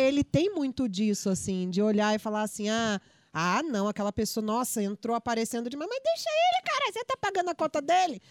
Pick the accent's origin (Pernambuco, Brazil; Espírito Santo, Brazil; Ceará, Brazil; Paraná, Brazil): Espírito Santo, Brazil; moved away; also born or lived in Rio de Janeiro; eu sou capixaba